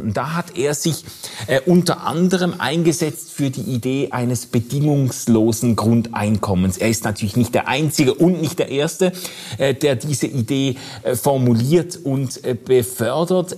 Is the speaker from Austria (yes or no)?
no; Switzerland; bei uns in der Schweiz